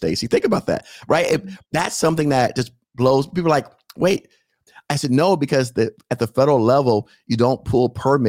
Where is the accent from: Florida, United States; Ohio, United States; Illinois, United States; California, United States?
Florida, United States; Miami; I live in Palm Beach County. I'm from Miami.